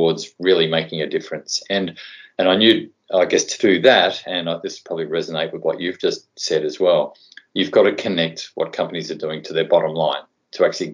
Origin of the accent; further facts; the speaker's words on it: Tasmania, Australia; moved away as an adult; also born or lived in Sydney; I grew up in Tassie